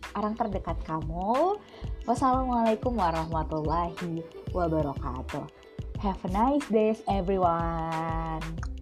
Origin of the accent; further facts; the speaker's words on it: Bengkulu, Indonesia; asalnya dari Bengkulu